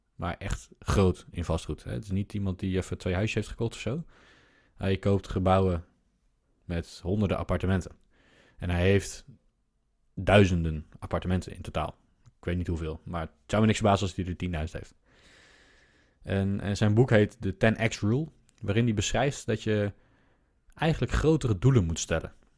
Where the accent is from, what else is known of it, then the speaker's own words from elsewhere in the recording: Netherlands; wij als Nederlanders